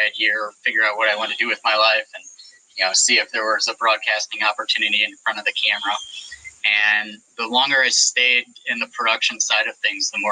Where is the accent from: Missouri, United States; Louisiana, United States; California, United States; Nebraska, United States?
Missouri, United States; St. Louis; moved away as an adult; also born or lived in Boston / Connecticut; I'm a Midwest guy at heart. I'm from St. Louis